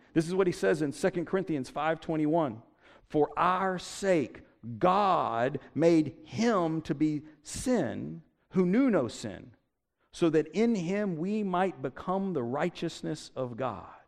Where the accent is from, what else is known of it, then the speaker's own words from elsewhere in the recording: Statesboro, Georgia, United States; I grew up in Statesboro